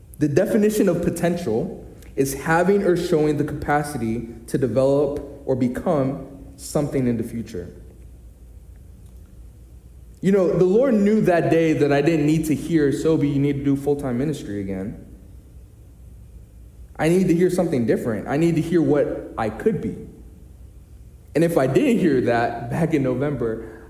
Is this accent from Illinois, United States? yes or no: yes; Chicago, Illinois, United States; I'm from Chicago, and I love Chicago.